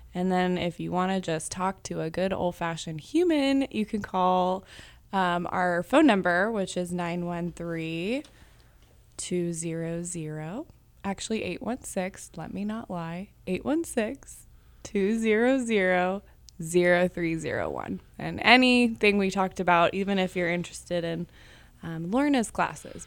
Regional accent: Kansas City, Missouri, United States; I grew up with City in Motion and came here every Saturday on Main Street to take classes, um, since I was six

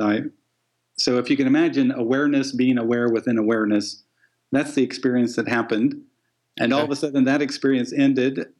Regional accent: Midwest, United States; I'm a guy from the Midwest

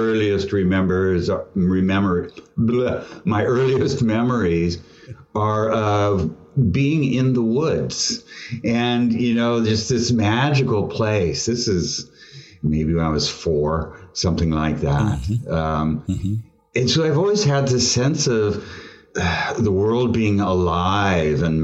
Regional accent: California, United States; also born or lived in Tulsa, Oklahoma; I've lived in California my whole

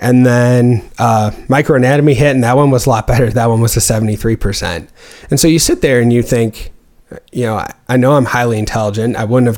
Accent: Waunakee, Wisconsin, United States; moved away as an adult; also born or lived in Missouri; I'm originally from Wanakee, Wisconsin, which is just north of Madison, about 10 miles

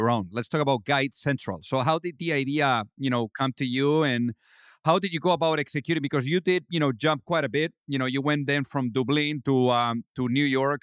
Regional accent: Spain; I'm originally from Spain

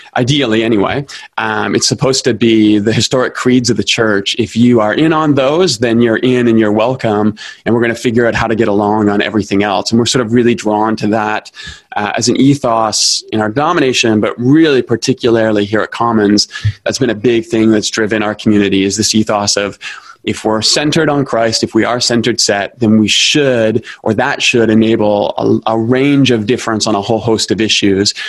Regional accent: Toronto, Ontario, Canada; moved away as an adult; now in Calgary, Canada; I grew up in Toronto. That's where I'm from

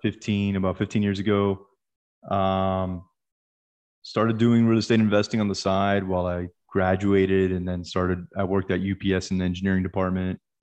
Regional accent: Miami, Florida, United States; moved away as an adult; now in Dallas, United States; I'm originally from Miami

